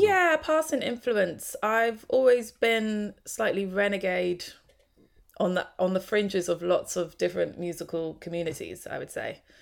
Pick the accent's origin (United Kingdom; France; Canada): United Kingdom; London; also born or lived in Hornsey, London; I grew up actually mostly in Tottenham, but yeah, North London